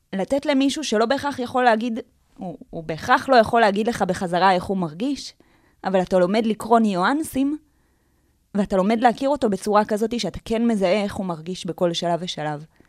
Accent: Tel Aviv, Tel Aviv District, Israel; אני גדלתי בתל אביב

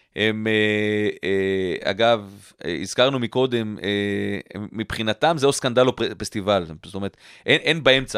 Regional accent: Israel; born or raised there

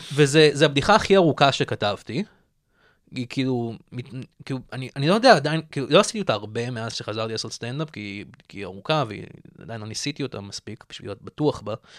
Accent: Tel Aviv, Tel Aviv District, Israel; born or raised there

